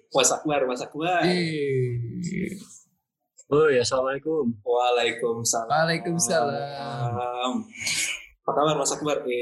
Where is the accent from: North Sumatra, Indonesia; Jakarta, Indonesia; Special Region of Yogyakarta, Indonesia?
Special Region of Yogyakarta, Indonesia; Gunung Kidul; Jadi uh, kampungku itu di Kabupaten Gunung Kidul, eh, provinsinya di Yogyakarta.